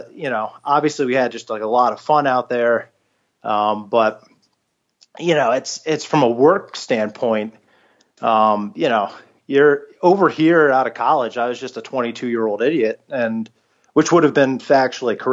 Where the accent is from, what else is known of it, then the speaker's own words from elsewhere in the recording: Philadelphia, Pennsylvania, United States; also born or lived in Egypt; My wife and I ended up back in Philly, which is our hometown